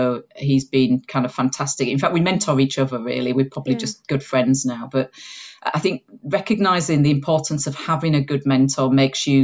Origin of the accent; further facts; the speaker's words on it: Huddersfield, Yorkshire and the Humber, United Kingdom; accent: Yorkshire; moved away as an adult; now in South of England, United Kingdom; I've got a twang of a Yorkshire accent in here, although I've lived in the south of England for the last 25 years. But I grew up in Yorkshire on top of the Pennines in Uddersfield